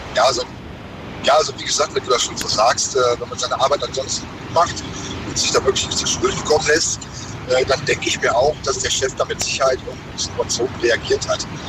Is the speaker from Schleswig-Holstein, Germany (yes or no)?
no; near Mönchengladbach, North Rhine-Westphalia, Germany; ich komme so aus der Nähe von München-Gladbach.